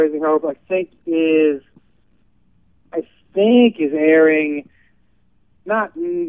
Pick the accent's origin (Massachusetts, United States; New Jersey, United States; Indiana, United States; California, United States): Massachusetts, United States; I'm from Massachusetts.